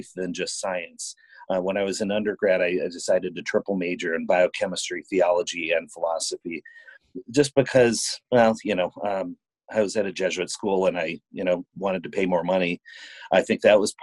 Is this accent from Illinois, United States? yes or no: yes; Chicago, Illinois, United States; moved away as an adult; now in St. Louis, United States; I'm originally from Chicago